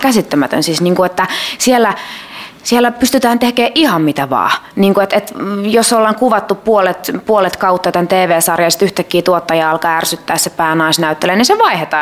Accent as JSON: {"language": "Finnish", "town": "Kerava", "region": "Uusimaa", "country": "Finland", "tie": "born or raised there", "said": "mä oon Keravalta kotoisin ja mun isä äiti asuu edelleen siellä"}